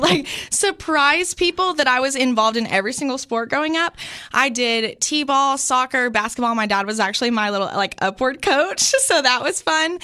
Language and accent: English; Sparta, Tennessee, United States; I grew up in this sweet little town of Sparta, Tennessee.